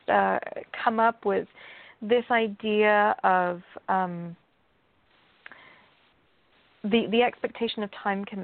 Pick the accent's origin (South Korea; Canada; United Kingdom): United Kingdom; England; you know, I, I, I grew up in England and, uh, for part of my life